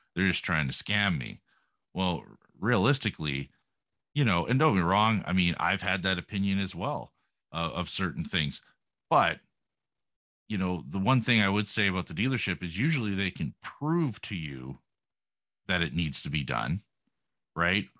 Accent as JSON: {"language": "English", "country": "Canada", "said": "being Canadian"}